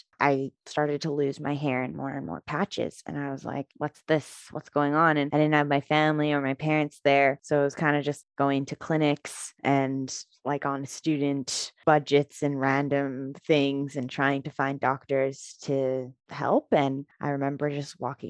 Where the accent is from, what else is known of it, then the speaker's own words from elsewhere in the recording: Vancouver, British Columbia, Canada; So I grew up in Vancouver, British Columbia.